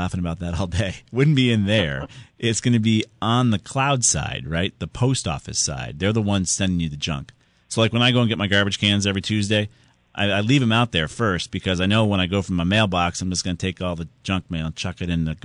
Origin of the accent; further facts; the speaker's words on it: Southington, Connecticut, United States; my hometown of Southington